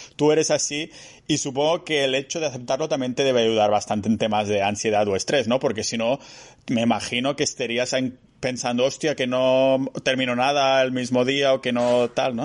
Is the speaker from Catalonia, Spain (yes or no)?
yes; near Barcelona, Catalonia, Spain; moved away as an adult; now in Estonia; Cuando estaba en mi pueblo cerca de Barcelona